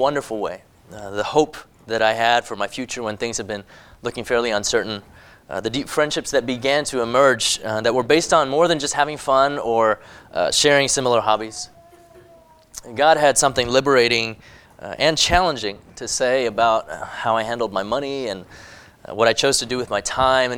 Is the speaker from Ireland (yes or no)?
no; Hong Kong; moved away; I was born in Hong Kong. I grew up there